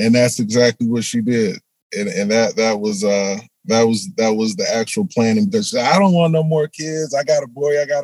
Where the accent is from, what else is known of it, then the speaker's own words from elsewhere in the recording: Milwaukee, Wisconsin, United States; Milwaukee, Wisconsin. That's where I was born and raised.